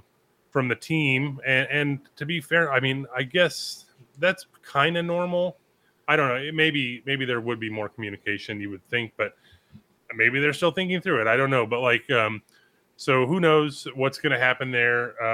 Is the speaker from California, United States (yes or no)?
yes; California, United States; it's very special to me growing up in Southern California, getting to wear that jersey